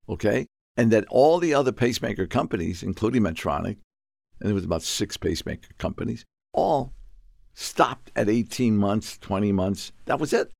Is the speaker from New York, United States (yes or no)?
yes; New York, United States; moved away; also born or lived in Plymouth; I was born in New York. Um, I grew up in the South Bronx